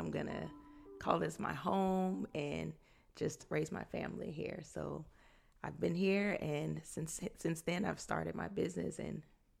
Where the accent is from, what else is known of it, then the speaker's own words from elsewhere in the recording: Fort Worth, Texas, United States; now in Austin, United States; So I've been in Austin for a little over 4 years, but I'm originally from Fort Worth, Texas.